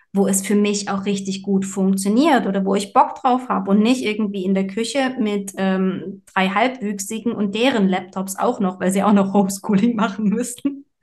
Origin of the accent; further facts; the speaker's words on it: Saxony, Germany; moved away; ich komme ja ursprünglich aus Sachsen